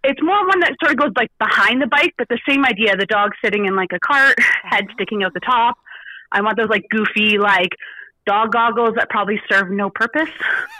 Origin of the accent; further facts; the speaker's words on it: Canada; We're Canadian.